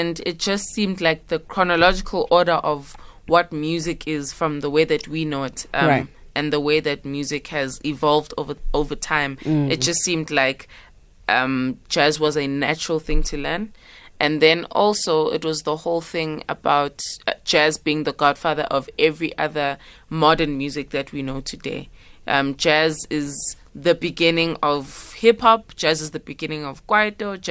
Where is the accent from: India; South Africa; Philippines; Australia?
South Africa; Pietermaritzburg, KwaZulu-Natal; moved away; I was raised in Pietermaritzburg